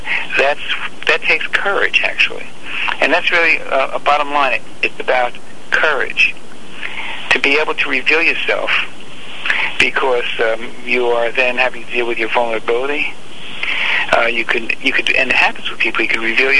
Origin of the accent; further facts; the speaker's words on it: New York City, New York, United States; moved away as an adult; I grew up in Bensonhurst, Brooklyn. Left New York when I was 20